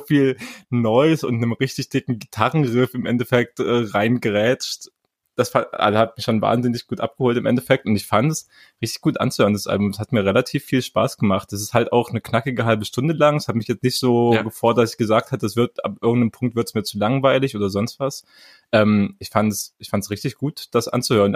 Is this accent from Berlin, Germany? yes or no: no; Halle, Saxony-Anhalt, Germany; moved away; Halle Saale represent mein, mein Geburtsstadt ja sogar. Ich bin ja da mm. geboren